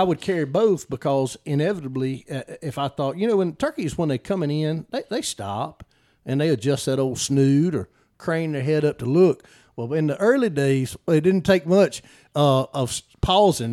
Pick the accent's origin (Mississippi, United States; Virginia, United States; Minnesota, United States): Mississippi, United States; Noxubee County; I grew up in Knoxville County